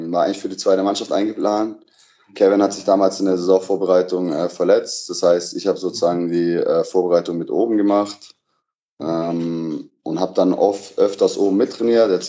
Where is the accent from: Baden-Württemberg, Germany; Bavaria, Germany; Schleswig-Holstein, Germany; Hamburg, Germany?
Baden-Württemberg, Germany; now in Berlin, Germany; habe meine Reha in meiner Heimat gemacht, also in Nähe von Stuttgart